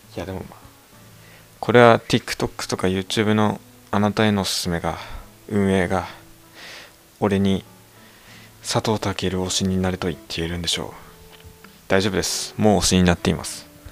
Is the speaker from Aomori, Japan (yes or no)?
yes; Aomori, Japan; accent: Tsugaru dialect; moved away; 僕、地元青森なんだけど、こういうなまってるふうにね津軽弁なんですけども